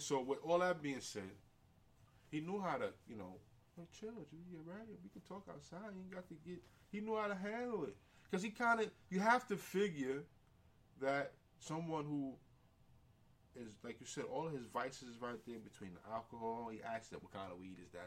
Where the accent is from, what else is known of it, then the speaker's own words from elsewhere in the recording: New York City, New York, United States; I come from so many different communities, living in the Bronx, growing up in St. Mary's